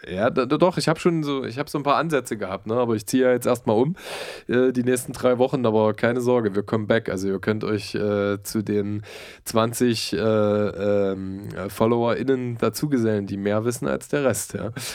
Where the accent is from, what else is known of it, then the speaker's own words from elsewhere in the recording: Halle, Saxony-Anhalt, Germany; moved away; Ich komme ja eigentlich aus Halle-Saale